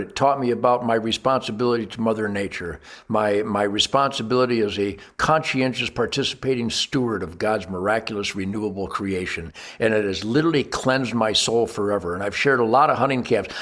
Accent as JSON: {"language": "English", "country": "United States", "said": "as an American"}